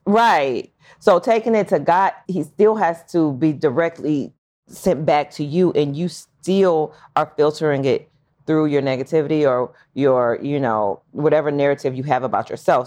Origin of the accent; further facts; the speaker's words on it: Long Beach, California, United States; I was born in California, Long Beach